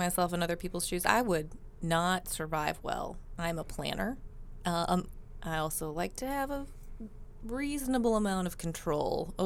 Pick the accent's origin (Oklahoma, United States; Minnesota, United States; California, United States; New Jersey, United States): Minnesota, United States; moved away; I'm from Minnesota